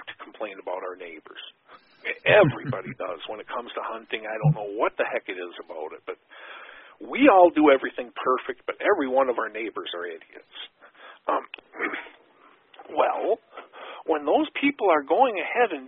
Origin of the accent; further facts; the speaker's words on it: Wisconsin, United States; in my home state of Wisconsin, growing up, everybody and their brother and sister hunted.